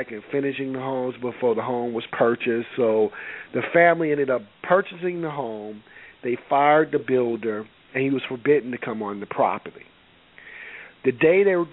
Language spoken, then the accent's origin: English; Deep South, United States; moved away; I'm from the Deep South.